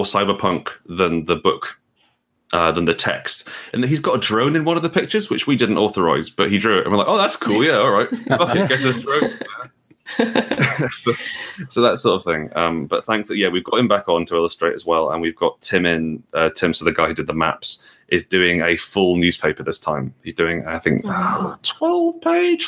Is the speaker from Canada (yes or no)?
no; Portugal; moved away; I grew up in Portugal